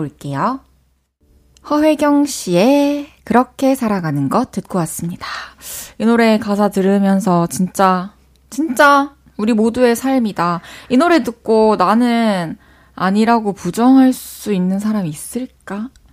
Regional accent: Changwon, South Gyeongsang, South Korea; 저도 마산 사람이어가지고 어. 아구찜 어렸을 때 진짜 많이 먹으면서 자랐거든요.

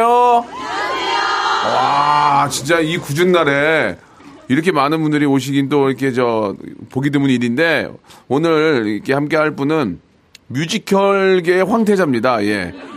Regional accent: South Korea; 대한민국 사람으로서

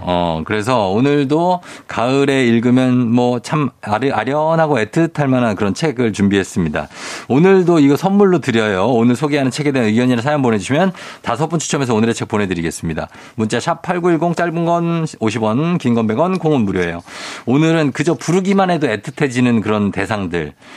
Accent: Chungcheong, South Korea; accent: Chungcheong dialect; 저희 할머니도 충청도 사람, 충남 금산 사람이거든요. 네. 제가 충청도 사투리를 잘 쓰는 이유가 오. 어. 제가 할머니랑 같이 살았었어요.

